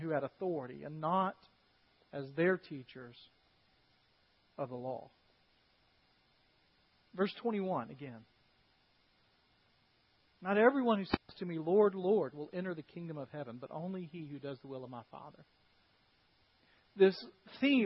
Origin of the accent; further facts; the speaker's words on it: United States; an American follower of Jesus Christ